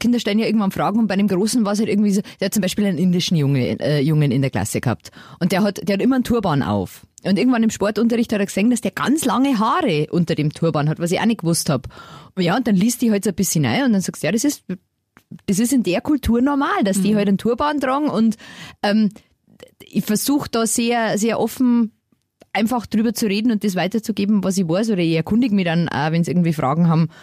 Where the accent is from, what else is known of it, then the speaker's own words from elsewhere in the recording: Lower Bavaria, Germany; ich komme aus Niederbayern